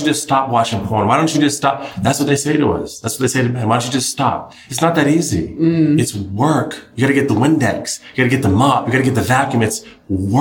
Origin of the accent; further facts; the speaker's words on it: New England, United States; I'm from New England